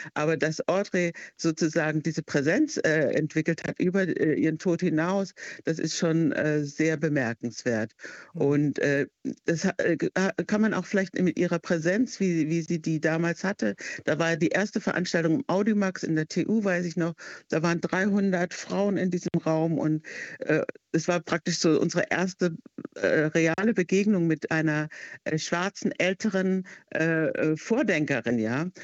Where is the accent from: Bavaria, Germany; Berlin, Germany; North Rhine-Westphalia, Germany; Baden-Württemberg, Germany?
Baden-Württemberg, Germany; Heidelberg; moved away; ich war aus Heidelberg, wo es ja schon eigentlich international ist